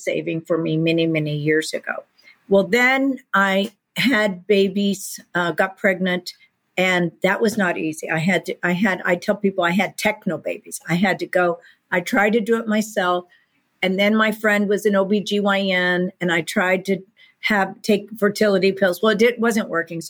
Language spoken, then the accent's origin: English; Texas, United States; I grew up in Texas